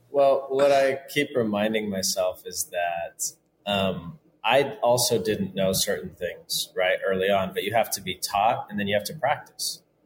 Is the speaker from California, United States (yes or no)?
yes; Southern California, United States; I grew up in Southern California playing with Mexicans